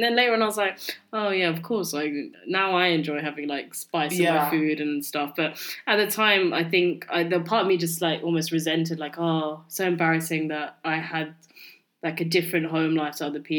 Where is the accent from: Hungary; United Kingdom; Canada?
United Kingdom; I'm British Bengali